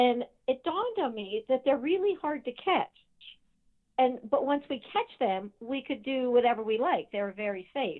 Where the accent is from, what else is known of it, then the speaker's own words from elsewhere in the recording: between Delaware and Maryland, East Coast, United States; I grew up on the East Coast, so between Delaware and Maryland area.